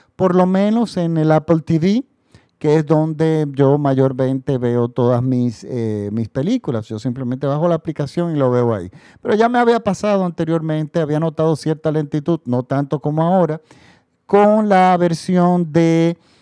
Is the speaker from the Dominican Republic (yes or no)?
yes; Dominican Republic; nosotros recibíamos las noticias internacionales en mi país, en la República Dominicana